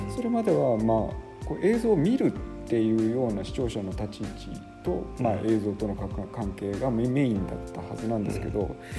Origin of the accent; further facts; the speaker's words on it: Gunma, Japan; moved away as an adult; also born or lived in Düsseldorf, Germany; now in Kaga, Japan; 僕の実家である群馬